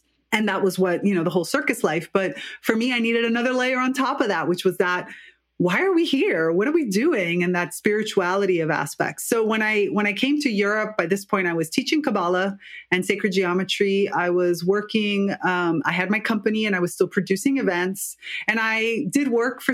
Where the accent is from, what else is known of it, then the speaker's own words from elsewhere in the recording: United States; moved away as an adult; now in Italy; I'm actually Cuban-American. I'm from the U.S. and grew up biculturally